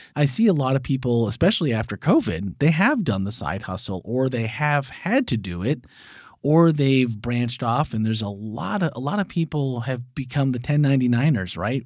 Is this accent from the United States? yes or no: yes; Wisconsin, United States; I grew up in Wisconsin, so there were dairy farms everywhere.